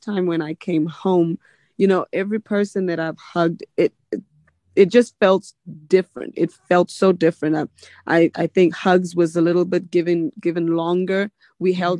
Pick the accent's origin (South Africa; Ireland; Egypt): South Africa; now in United States; I still feel like I'm South African. Really, when I'm in South Africa, I just feel like ain't nothing like home